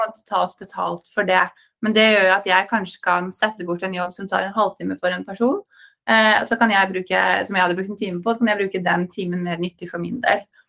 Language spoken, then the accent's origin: Norwegian; Norway; moved away as an adult; also born or lived in New York, United States; Man er født og oppvokst i Norge